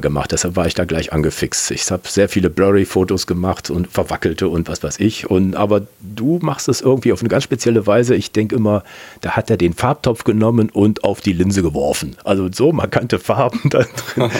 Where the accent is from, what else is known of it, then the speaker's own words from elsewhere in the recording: Kempen, North Rhine-Westphalia, Germany; ich komme aus Kempen bei Krefeld